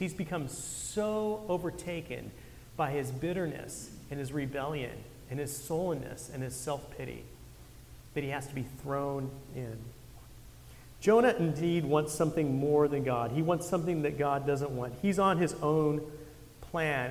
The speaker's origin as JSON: {"language": "English", "town": "Santa Cruz", "region": "California", "country": "United States", "tie": "born or raised there", "said": "I grew up surfing up in Santa Cruz"}